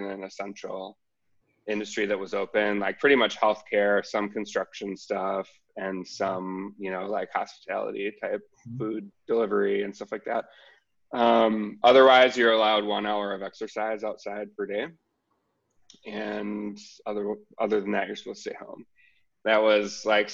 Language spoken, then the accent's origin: English; United States; moved away as an adult; now in Melbourne, Australia; my hometown